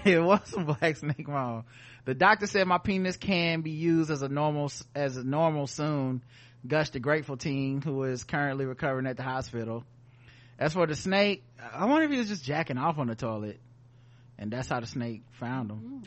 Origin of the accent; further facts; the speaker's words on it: the South, United States; we're from the South